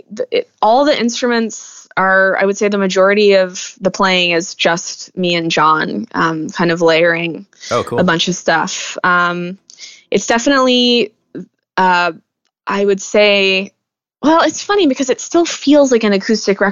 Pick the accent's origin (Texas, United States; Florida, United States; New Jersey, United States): Texas, United States; moved away as an adult; Texas just is such a huge part of me, and it's my home. It's where I grew up